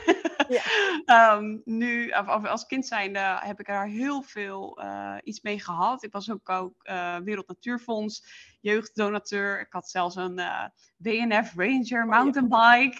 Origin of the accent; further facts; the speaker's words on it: Friesland, Netherlands; moved away as an adult; ik eh, kom oorspronkelijk uit Friesland